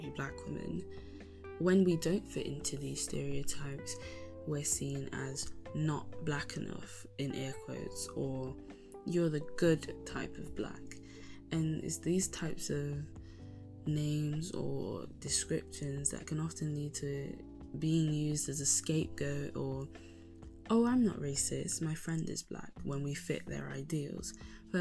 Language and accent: English; Spain; I grew up in Spain in a coastal town, quite rural